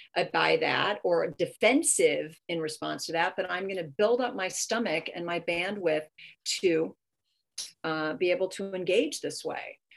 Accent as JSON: {"language": "English", "region": "California", "country": "United States", "said": "I'm from California"}